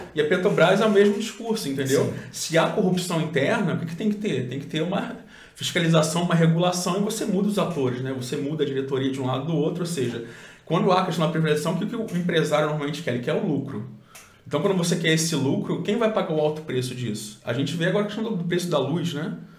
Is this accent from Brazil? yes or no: yes; Cabo Frio, Rio de Janeiro, Brazil; Eu sou de Cabo Frio também